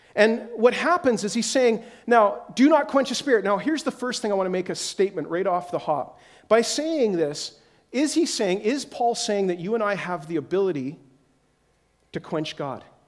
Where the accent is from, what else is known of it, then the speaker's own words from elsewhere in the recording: Whitehorse, Yukon, Canada; moved away; I'm again from Whitehorse, Yukon, is my original where we came from